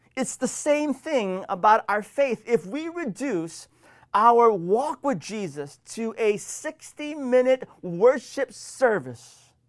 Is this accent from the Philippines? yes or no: no; Washington, United States; my home state of Washington